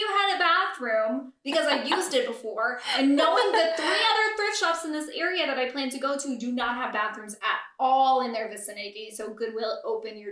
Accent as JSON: {"language": "English", "country": "United States", "tie": "born or raised there", "said": "I'm a U.S. citizen, born and raised"}